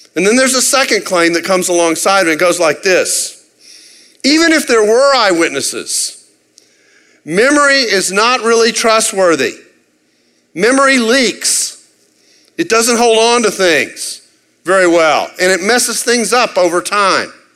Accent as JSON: {"language": "English", "region": "Texas", "country": "United States", "said": "I'm from Texas"}